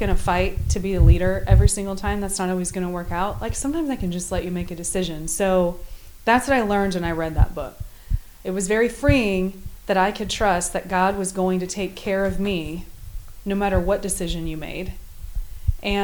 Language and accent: English; Midwest, United States; I was brought up in the Midwest